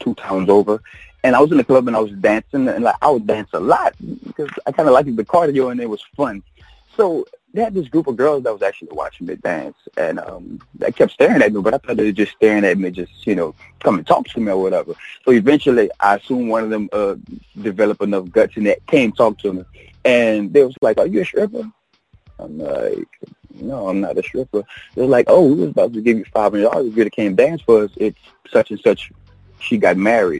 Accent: Belle Platte, Louisiana, United States; I'm from Belle Platte, Louisiana

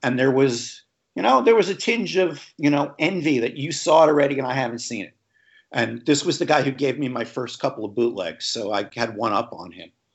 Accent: Long Island, New York, United States; where I grew up on Long Island

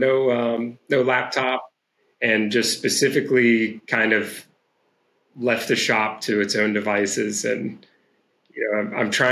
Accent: Roanoke, Virginia, United States; I grew up in Southwest Virginia, which is actually in the where I am now, back in Roanoke, Virginia

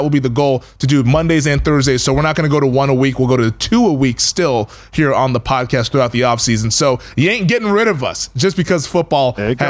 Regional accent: Washington, District of Columbia, United States; I'll tune in there to see my hometown.

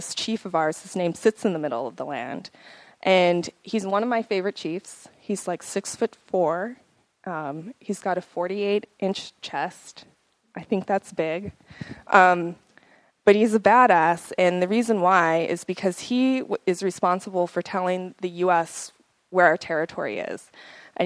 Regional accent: Crow Indian Reservation, Montana, United States; also born or lived in Bozeman, Montana; I grew up on the Crow Indian Reservation, which is located in Montana

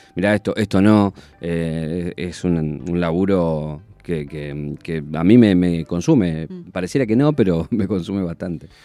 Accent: Isidro Casanova, Buenos Aires Province, Argentina; estaba en mi casa de donde nací, en Isidro Casanova

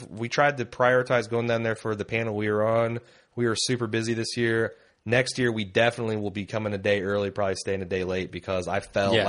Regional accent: Ireland; I'm Irish, meaning I was born and raised in Ireland, and Irish people tend to be pretty good at spotting different accents and spoken English.

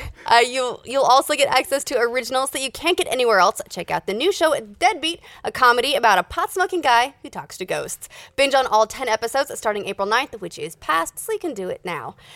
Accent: Utah, United States; I'm from Utah.

